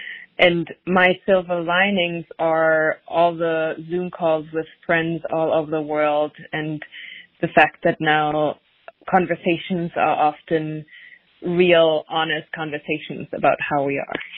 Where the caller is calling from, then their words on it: Brooklyn, New York, United States; I'm dialing in from Brooklyn, New York.